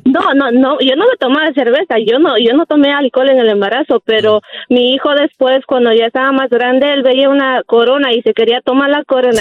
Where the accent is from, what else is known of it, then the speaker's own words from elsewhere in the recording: Ecuador; yo soy de Ecuador